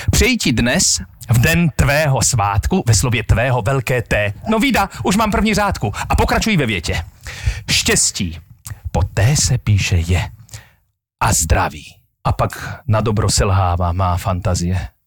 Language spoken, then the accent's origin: Slovak; Moravia, Czechia; ja som vyrastal vlastne na Morave a tí Moraváci boli takíto ľudia